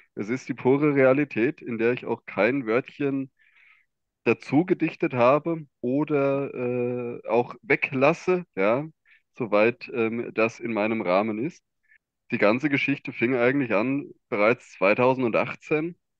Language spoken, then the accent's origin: German; Hesse, Germany; ich komme aus dem Bundesland Hessen